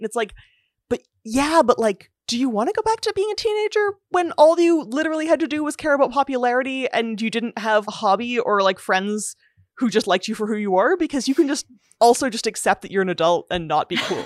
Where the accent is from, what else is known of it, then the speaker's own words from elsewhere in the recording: Canada; I'm Canadian